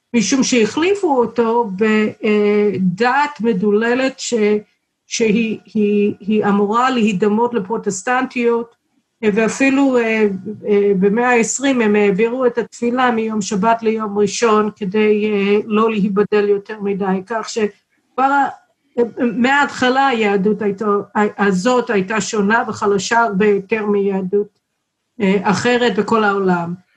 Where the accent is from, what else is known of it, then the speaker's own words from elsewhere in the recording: Chicago, Illinois, United States; Hebrew is a second language; also born or lived in Texas; now in Israel; נולדתי בטקסס, אבל המשפחה שלי עברה לשיקגו כשהייתי בת שנה וחצי